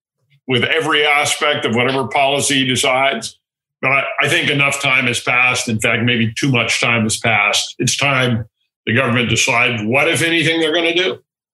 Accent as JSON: {"language": "English", "country": "Canada", "moved": "yes", "lives_now": "United States", "said": "I'm vaccinated, but and I'm a Canadian."}